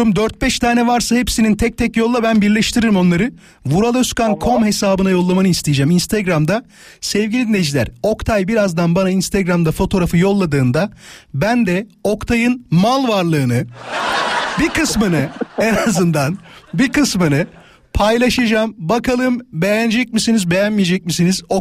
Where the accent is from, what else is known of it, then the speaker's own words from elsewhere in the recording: İzmit, Kocaeli, Turkey; Şey İstanbul diyorum İzmit özür dilerim.